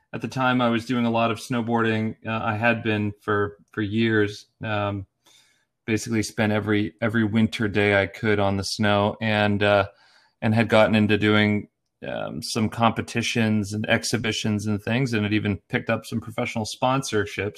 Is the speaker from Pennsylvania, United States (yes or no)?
yes; Erie, Pennsylvania, United States; now in Portland, United States; I'm from Erie, Pennsylvania originally, a small town in the northwest corner of Pennsylvania